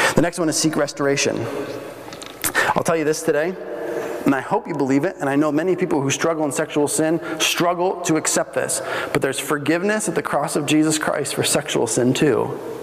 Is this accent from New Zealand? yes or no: no; Bolivia; moved away; I grew up in Bolivia, and we had uh, walls all the way around our house.